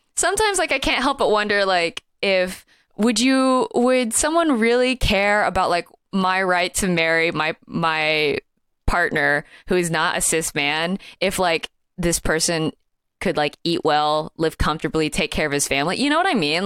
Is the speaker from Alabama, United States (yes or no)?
yes; Alabama, United States; I am from Alabama